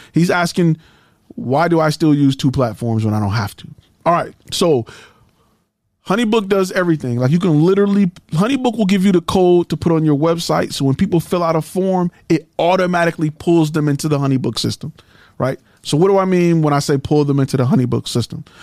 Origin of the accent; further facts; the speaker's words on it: Detroit, Michigan, United States; I'm from Detroit. And, you know, I'm from the hood